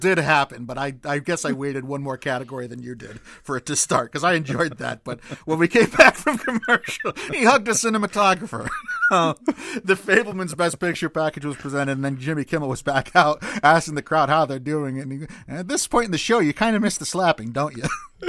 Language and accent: English; United Kingdom; I know the protocol is to say thank you a lot, but I'm British, so it's more comfortable for me to say sorry.